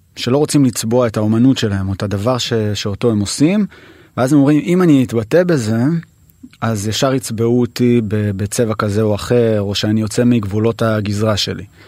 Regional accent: Jerusalem, Jerusalem District, Israel; נולדתי וגדלתי בשכונת הכורדים

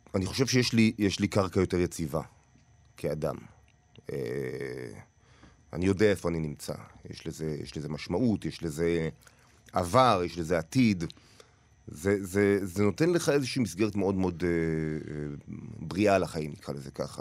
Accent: Tel Aviv, Tel Aviv District, Israel; also born or lived in Paris; נולדתי לא רחוק, ב- בתל אביב, ליד, אה, כיכר המדינה

